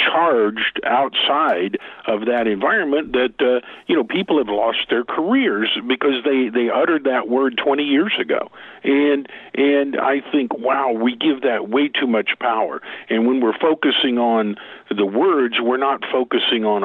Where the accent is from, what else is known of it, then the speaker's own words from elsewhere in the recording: Oklahoma, United States; I'm from Oklahoma.